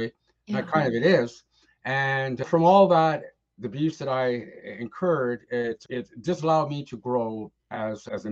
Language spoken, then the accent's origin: English; Ottawa, Ontario, Canada; also born or lived in Richmond / East Coast of Canada; now in Toronto, Canada; I grew up in Ottawa